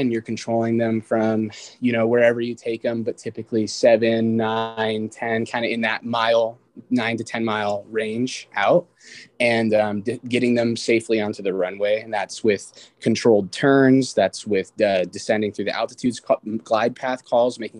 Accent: Renton, Washington, United States; also born or lived in Kirkland, Washington / Yuma, Arizona; I was born and raised in Kirkland, Washington, and then I spent pretty much everything from middle school onwards here in Renton, Washington

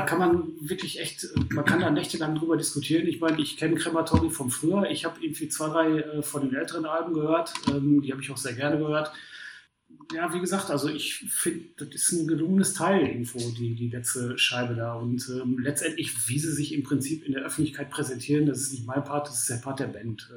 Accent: Essen, North Rhine-Westphalia, Germany; ich jetzt als, als Essener

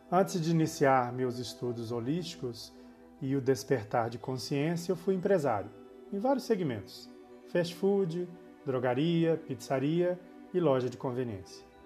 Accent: Belo Horizonte, Minas Gerais, Brazil; born there; Sou nascido em Belo Horizonte, a capital de Minas Gerais, no Brasil

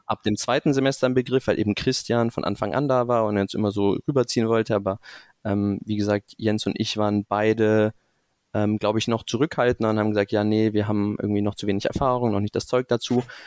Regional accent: Stuttgart area, Baden-Württemberg, Germany; moved away as an adult; also born or lived in Münster / Rotterdam / Singapore; now in Frankfurt, Germany; bin größtenteils aufgewachsen in der Ecke Stuttgart

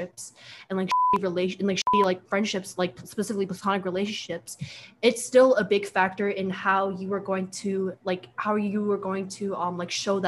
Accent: Long Island, New York, United States; also born or lived in Queens, New York; I grew up in Long Island, but I ended up moving to Queens in seventh grade

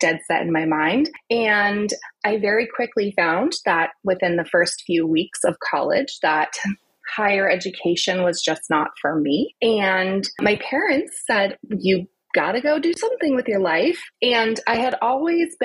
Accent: United States; also born or lived in Southern California / North East England / Napa Valley; us Americans

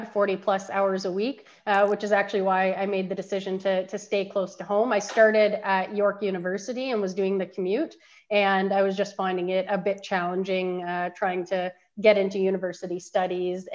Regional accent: Innisfil, Ontario, Canada; also born or lived in Barrie, Ontario; I'm actually from Innisfil, which is just south of Barrie, but Barrie is where I hail from generally

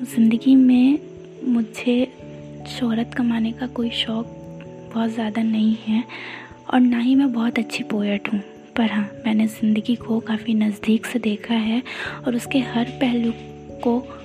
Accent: Ayodhya, Uttar Pradesh, India; मैं हूँ अयोध्या से

